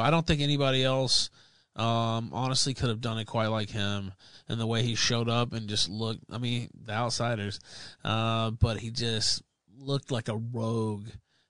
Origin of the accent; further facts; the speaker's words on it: Memphis, Tennessee, United States; I'm from Memphis. So Memphis had its own territory, so I was a Memphis guy, too.